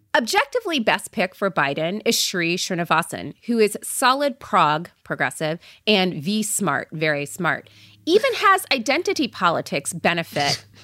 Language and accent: English; Port St. Lucie, Florida, United States; I grew up in Port Saint Lucie, Florida